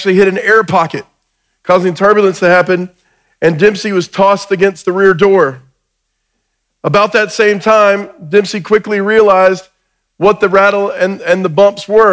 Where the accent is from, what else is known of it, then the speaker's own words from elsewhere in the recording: Georgia, United States; I'm from Georgia.